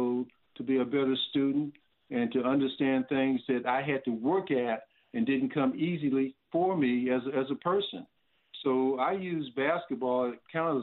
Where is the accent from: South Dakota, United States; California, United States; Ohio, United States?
Ohio, United States; Columbus; moved away as an adult; also born or lived in North Carolina; growing up in Columbus, Ohio